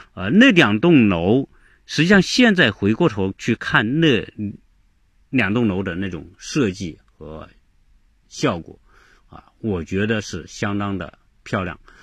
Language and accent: Chinese; China; 我们中国人，很多人并不太知道这个人